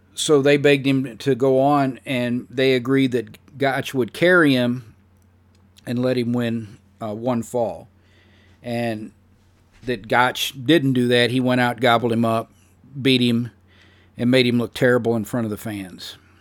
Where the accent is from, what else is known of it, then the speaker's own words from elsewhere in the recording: St. Louis, Missouri, United States; my hometown of Saint Louis, Missouri